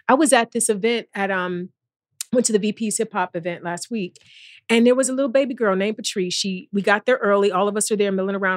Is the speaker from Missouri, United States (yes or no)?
no; East Cleveland, Ohio, United States; I'm from East Cleveland.